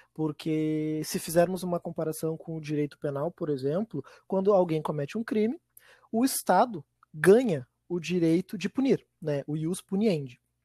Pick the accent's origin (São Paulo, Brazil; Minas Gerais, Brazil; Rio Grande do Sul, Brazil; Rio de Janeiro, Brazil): Rio Grande do Sul, Brazil; Viamão; eu sou de Viamão